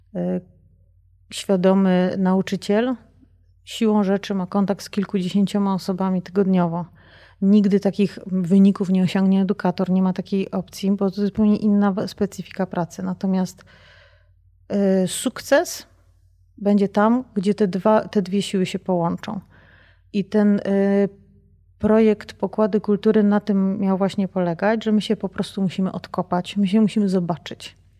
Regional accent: Bytom, Silesian Voivodeship, Poland; now in Zbrosławice, Poland; moja tożsamość to jest bytom

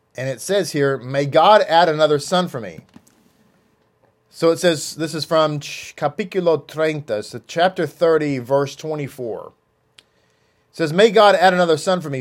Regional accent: United States; As an American, I'm an American

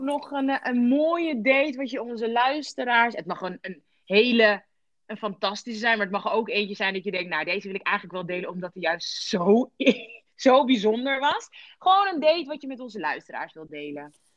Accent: Rotterdam, South Holland, Netherlands

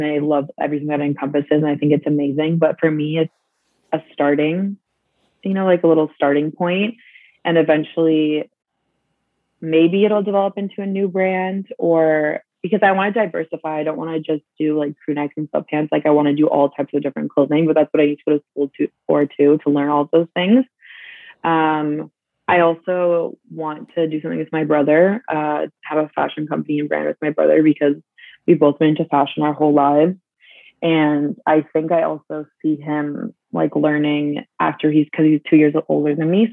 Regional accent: Munich, Bavaria, Germany; now in Canada; growing up in Munich

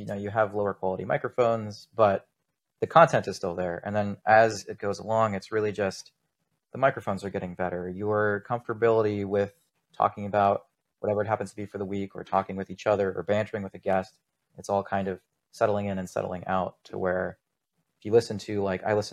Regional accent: Los Angeles, California, United States; also born or lived in Buffalo, New York / Pittsburgh; I'm mainly a California kid, spent most of my life in LA.

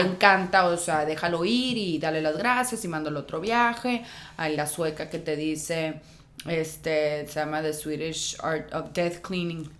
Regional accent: Tijuana, Baja California, Mexico; moved away as an adult; also born or lived in Guadalajara; yo soy de Tijuana

